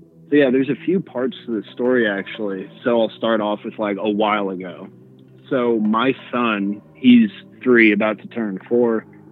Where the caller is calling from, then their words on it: Denver, Colorado, United States; from Denver.